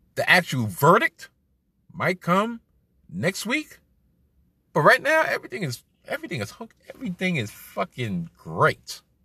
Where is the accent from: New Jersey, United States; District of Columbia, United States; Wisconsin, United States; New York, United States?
New York, United States; I'm a New Yorker